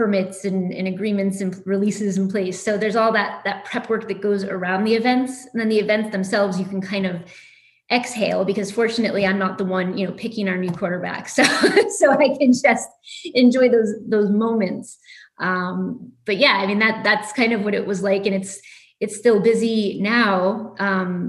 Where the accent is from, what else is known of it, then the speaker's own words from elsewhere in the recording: Bristol, Connecticut, United States; I'm actually from Bristol, Connecticut, which is a big sports town, home of ESPN.